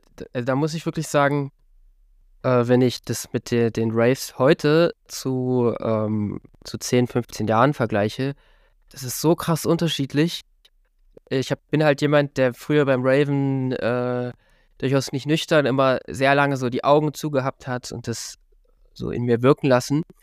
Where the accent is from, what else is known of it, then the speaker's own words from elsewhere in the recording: Halle, Saxony-Anhalt, Germany; in meiner Heimatstadt Halle